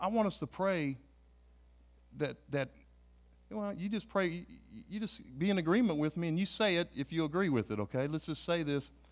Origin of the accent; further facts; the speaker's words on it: United States; I'm an American